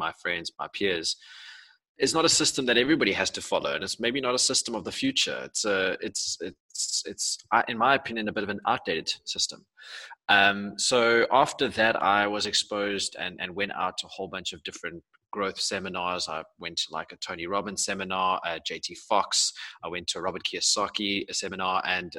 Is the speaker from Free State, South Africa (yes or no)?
no; Pretoria, Gauteng, South Africa; I grew up in Pretoria